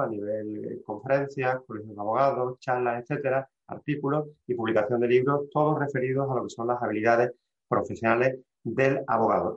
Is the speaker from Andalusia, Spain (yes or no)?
yes; Seville, Andalusia, Spain; soy un abogado sevillano